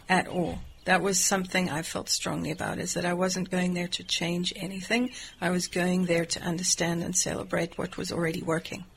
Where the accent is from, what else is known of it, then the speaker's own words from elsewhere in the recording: South Africa; moved away as an adult; I'm from South Africa